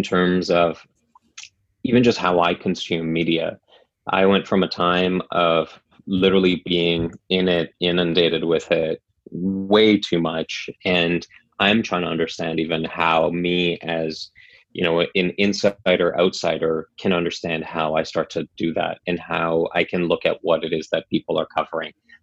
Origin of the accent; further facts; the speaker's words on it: North Shore, British Columbia, Canada; I grew up on the North Shore, and the North Shore News was one of my favorite outlets